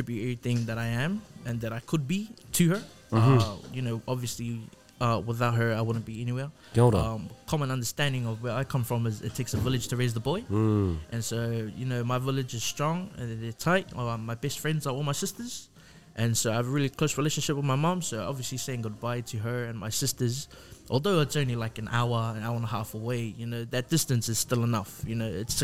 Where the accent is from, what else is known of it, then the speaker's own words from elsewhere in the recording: Auckland, New Zealand; moved away as an adult; I am a 21-year-old Samoan Nguyen student who was born and raised in South Auckland